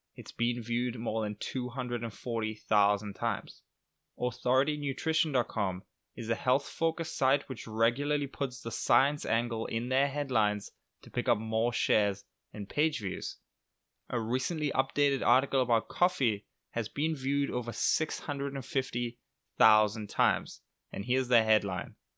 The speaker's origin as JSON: {"language": "English", "region": "England", "country": "United Kingdom", "tie": "born or raised there", "moved": "yes", "said": "I am back in England for his sixtieth birthday, so I was just flew, literally just flew today to my hometown"}